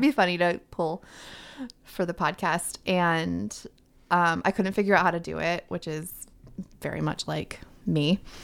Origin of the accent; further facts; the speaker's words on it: Tampa, Florida, United States; now in Nashville, United States; I was born in Florida